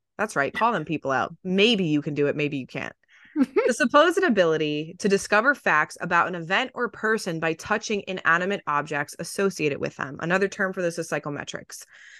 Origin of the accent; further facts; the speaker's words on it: East Coast, United States; But it's because I grew up on the East Coast, so whatever.